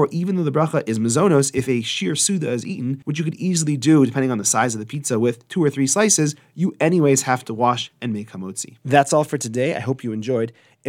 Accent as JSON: {"language": "English", "town": "Edmonton", "region": "Alberta", "country": "Canada", "tie": "born or raised there", "said": "I remember in the shul I grew up in Edmonton discussing for hours and hours at a time what in the world the bracha on pizza should be."}